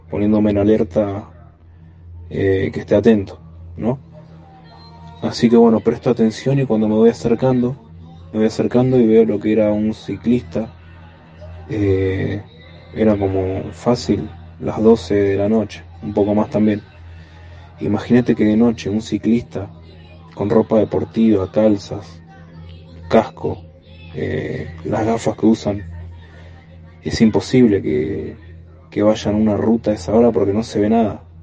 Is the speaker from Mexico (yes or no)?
no; Buenos Aires, Argentina; soy de Buenos Aires.